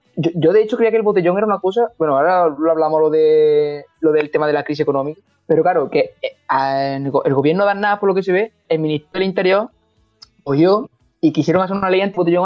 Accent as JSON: {"language": "Spanish", "town": "Montilla", "region": "Andalusia", "country": "Spain", "tie": "born or raised there", "said": "Y Montilla, Montilla, es mi pueblo"}